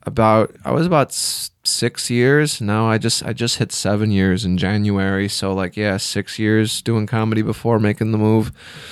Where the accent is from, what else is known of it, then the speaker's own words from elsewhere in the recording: Illinois, United States; moved away as an adult; also born or lived in Chicago; I'm from Illinois. I spent a lot of years in Chicago, but I didn't start doing comedy until I moved to Central Illinois.